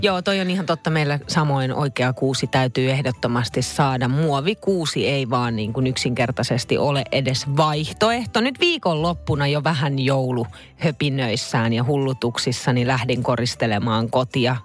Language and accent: Finnish; Finland; me ollaan Suomesta